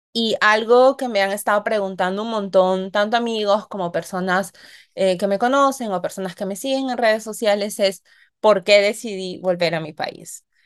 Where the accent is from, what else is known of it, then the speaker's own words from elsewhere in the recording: Peru; moved away as an adult; also born or lived in United States; ahora estoy en mi país de nacimiento